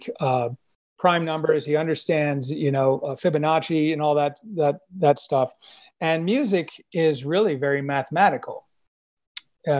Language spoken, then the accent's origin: English; Illinois, United States; moved away; I was from Illinois, and I used to work in high school at Little City for the Mentally Handicapped in Palatine